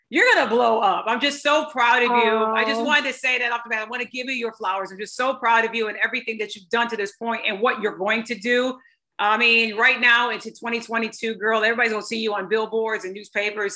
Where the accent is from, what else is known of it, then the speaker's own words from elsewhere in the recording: Lansing, Michigan, United States; Lansing, Michigan, my hometown